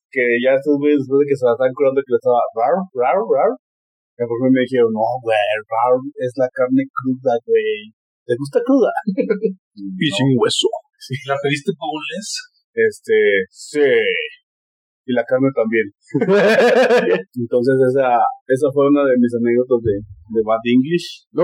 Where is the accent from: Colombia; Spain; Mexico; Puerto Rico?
Mexico; Soy mexicano, este, ya no piden pasaporte en este país.